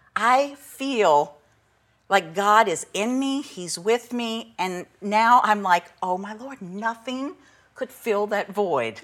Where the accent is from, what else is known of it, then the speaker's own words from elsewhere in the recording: St. Bernard Parish, New Orleans area, Louisiana, United States; I was raised in St. Bernard